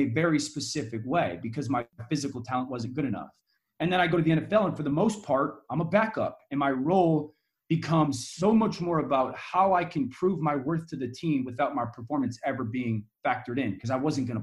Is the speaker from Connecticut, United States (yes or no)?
yes; Connecticut, United States; I'm from Connecticut. ESPN is based in Connecticut. And so I'm local